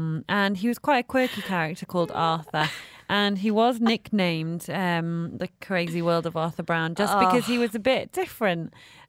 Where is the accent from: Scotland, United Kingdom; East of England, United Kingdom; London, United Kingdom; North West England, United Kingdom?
North West England, United Kingdom; Manchester; I am from Manchester